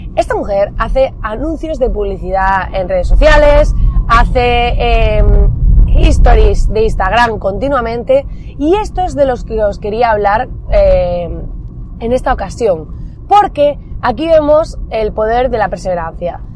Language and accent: Spanish; Almería, Andalusia, Spain; somos de Almería, para aquellos que no lo sepáis, al sur de España